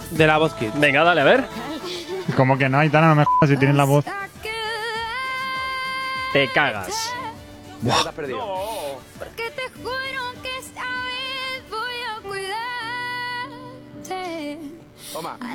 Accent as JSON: {"language": "Spanish", "town": "Zaragoza", "region": "Aragon", "country": "Spain", "said": "tengo 11 años y vengo de Zaragoza."}